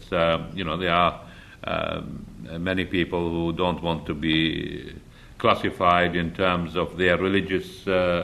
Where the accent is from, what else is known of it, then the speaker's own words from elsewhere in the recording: Iraq; moved away; I grew up in Iraq